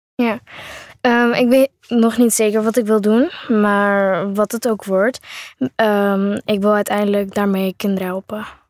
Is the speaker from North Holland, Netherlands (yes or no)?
yes; Amsterdam, North Holland, Netherlands; ik kom uit Amsterdam-West